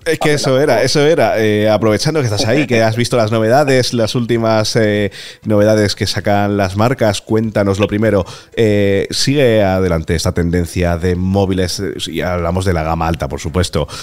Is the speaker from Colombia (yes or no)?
no; Talavera de la Reina, Castilla-La Mancha, Spain; moved away; cuando voy a Talavera, que es mi tierra